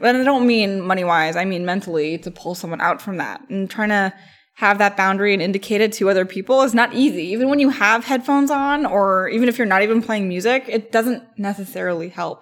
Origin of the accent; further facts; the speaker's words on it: East Coast, United States; moved away; I come from the East Coast